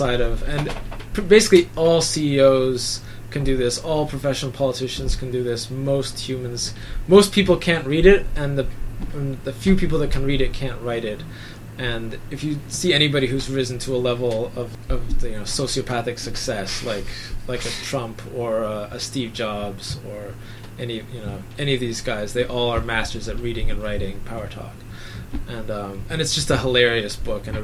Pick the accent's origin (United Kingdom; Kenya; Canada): Canada; I'm Canadian